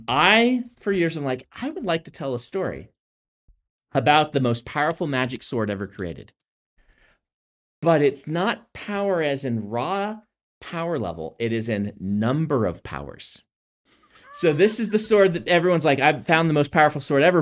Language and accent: English; Nebraska, United States; moved away